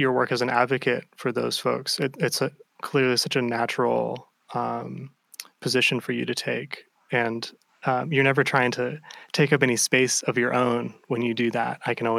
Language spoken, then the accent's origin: English; Ohio, United States; I feel like I'm also from the Midwest. I'm from Ohio.